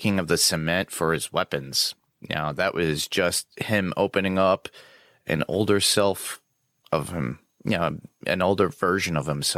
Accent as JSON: {"language": "English", "region": "New York", "country": "United States", "said": "being a New Yorker"}